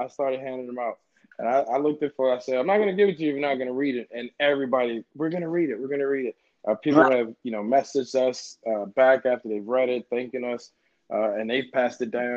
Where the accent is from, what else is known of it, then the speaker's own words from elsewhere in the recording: Baltimore, Maryland, United States; I'm from Baltimore